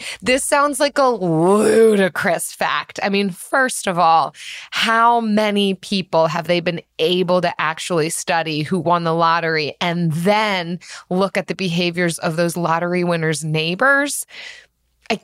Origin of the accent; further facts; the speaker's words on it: Philadelphia, Pennsylvania, United States; I'm from Philadelphia